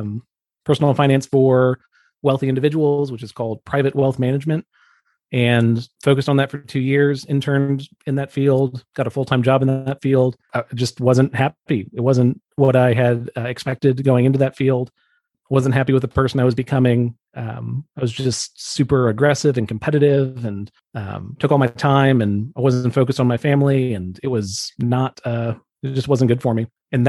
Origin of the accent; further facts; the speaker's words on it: Atlanta, Georgia, United States; I was born in Atlanta, Georgia, under a full moon.